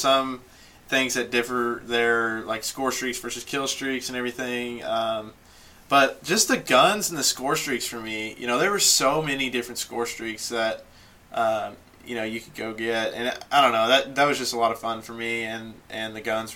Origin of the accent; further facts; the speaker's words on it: Mount Washington, Kentucky, United States; I am from just south of Louisville in a town called Mount Washington, Kentucky.